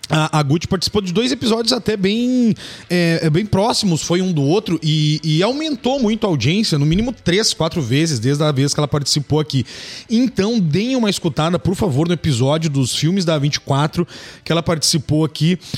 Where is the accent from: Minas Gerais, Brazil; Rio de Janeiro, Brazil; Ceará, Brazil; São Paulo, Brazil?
São Paulo, Brazil; eu sou de São Paulo